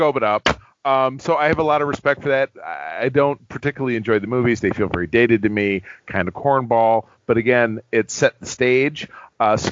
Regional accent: Detroit, Michigan, United States; I'm from Detroit, Michigan

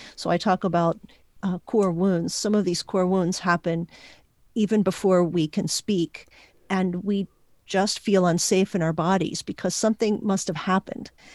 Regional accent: Puerto Rico; first language Spanish and English; I was born in Puerto Rico, learned to speak Spanish and English at the same time

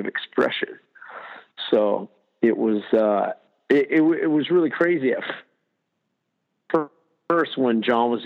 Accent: Southern Maine, United States; also born or lived in Baltimore; I grew up in Southern Maine, and then went to art school

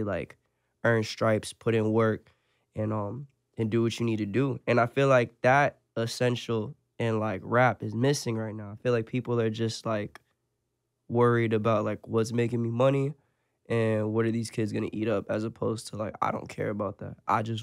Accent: Lake Park, Florida, United States; also born or lived in Port St. Lucie, Florida; I'm from Lake Park. I was jumping from here to there, from Lake Park to 45th.

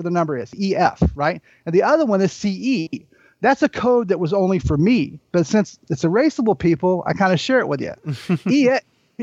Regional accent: the South, United States; I'm from the South

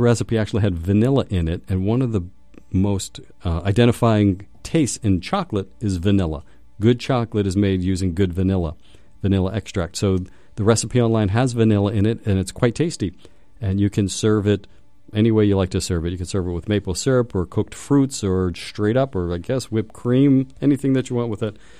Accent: Pittsburgh, Pennsylvania, United States; I'm from Pittsburgh.

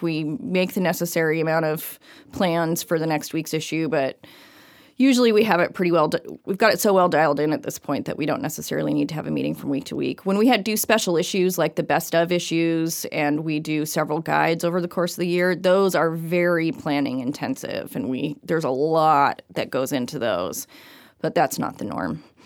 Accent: Everett, Washington, United States; now in Bellingham, United States; I am originally from Everett, Washington.

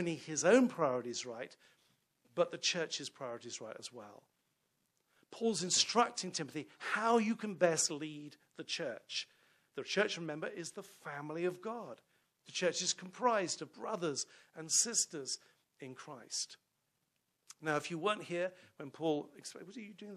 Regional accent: London, United Kingdom; now in York Region, Canada; I'm from London, England

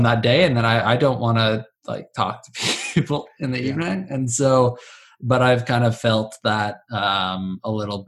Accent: Ottawa, Ontario, Canada; So I grew up in Ottawa. I was born in Orleans

